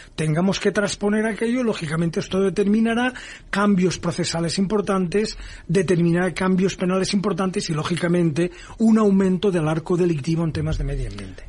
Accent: Valencia, Valencian Community, Spain; also born or lived in United States; en Valencia, que es mi tierra

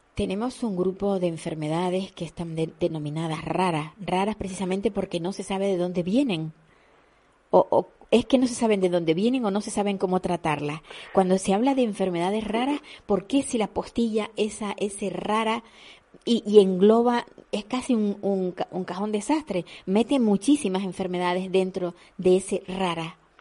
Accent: Canary Islands, Spain

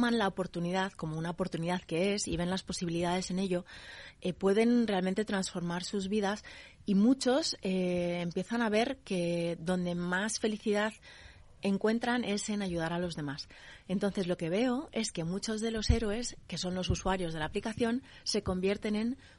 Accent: United States; Mi madre es de Minnesota. Yo me crié en Estados Unidos en muchos sitios.

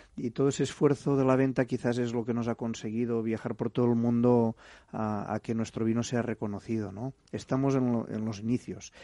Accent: Gandesa, Catalonia, Spain; moved away as an adult; also born or lived in Paris; regresaba a Gandesa, mi ciudad natal

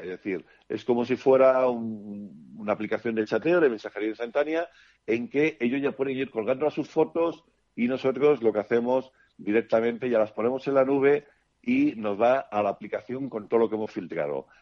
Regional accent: Barcelona, Catalonia, Spain; moved away as an adult; also born or lived in Switzerland / Madrid / Panama / Norway; now in Castiñeiro, Spain; Yo nací en Suiza y hasta los cuatro años estuve allí, luego Barcelona

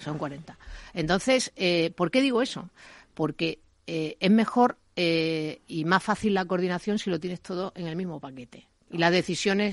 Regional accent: Spain; como española

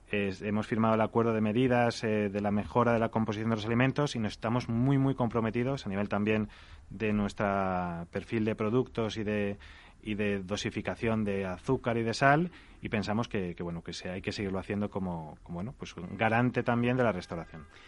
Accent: Salamanca, Castile and León, Spain; hemos abierto ya en Salamanca, que es mi tierra

